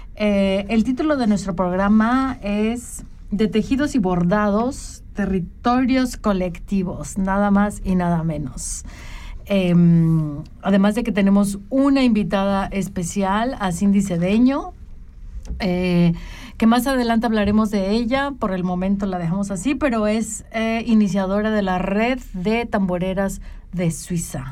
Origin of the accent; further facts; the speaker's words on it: Mexico; las que somos mexicanas